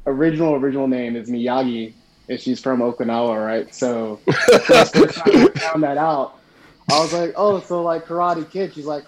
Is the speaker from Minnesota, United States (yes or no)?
no; Sicklerville, New Jersey, United States; moved away as an adult; now in Japan; South Jersey. You know, like Sicklerville, Ariel area, that's where I'm from.